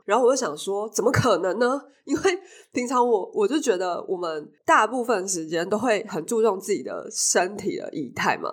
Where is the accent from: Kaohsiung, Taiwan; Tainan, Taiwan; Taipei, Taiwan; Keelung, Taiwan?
Taipei, Taiwan; 因为我是台北人，然后我就，我就在台北